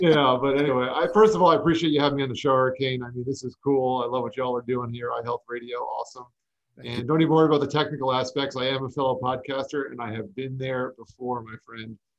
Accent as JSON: {"language": "English", "region": "South Florida", "country": "United States", "tie": "born or raised there", "also_born_or_lived": "New York", "said": "I grew up in South Florida for the most part. I was actually born in New York, but moved down to South Florida when I was young and lived in the melting pot that is Fort Lauderdale, Miami area."}